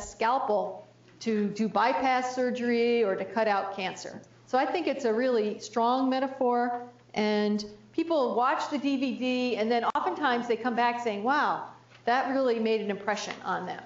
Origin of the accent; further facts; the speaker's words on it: New Jersey, United States; I grew up in New Jersey, so we had those Jersey tomatoes